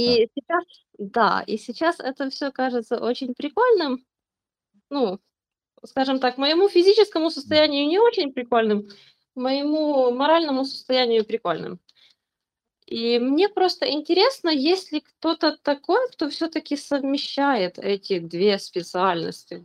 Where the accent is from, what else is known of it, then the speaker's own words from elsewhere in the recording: Ukraine; я из Украины